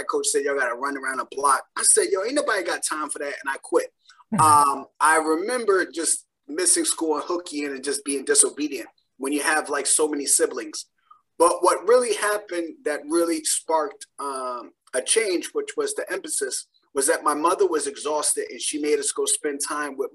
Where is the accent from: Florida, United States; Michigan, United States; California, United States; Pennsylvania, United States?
Pennsylvania, United States; Philadelphia; I grew up in Philadelphia with 6 siblings and a single parent household